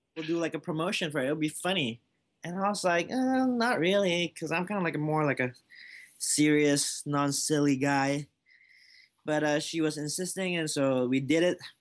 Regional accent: Malaysia; moved away as an adult; now in United States; I was born in Malaysia before I came here, up until I was twenty-one years old.

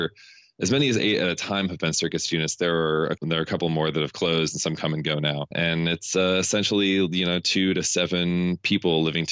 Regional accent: Bellingham, Washington, United States; moved away as an adult; now in Bay Area, United States; I'm originally from Bellingham, Washington.

